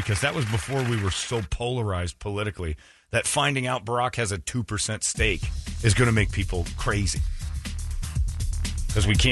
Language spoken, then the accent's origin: English; Arizona, United States; This is my hometown. I live here.